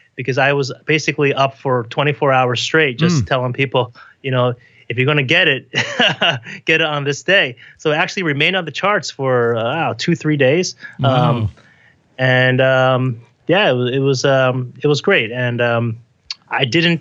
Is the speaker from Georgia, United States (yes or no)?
no; Parsippany, New Jersey, United States; moved away as an adult; also born or lived in Taipei, Taiwan / New York City; now in New York, United States; I was raised in the 80s and in New Jersey in a town called Parsippany